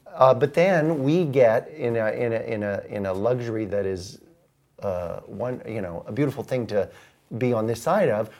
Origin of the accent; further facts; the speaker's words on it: Ohio, United States; moved away as an adult; also born or lived in London; I'm, uh, from the Midwest. I grew up in Ohio.